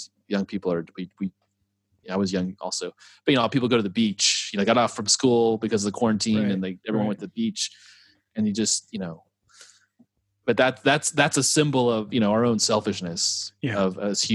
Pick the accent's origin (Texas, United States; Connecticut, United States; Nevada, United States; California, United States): Texas, United States; moved away as an adult; also born or lived in Western Europe; so as a Texan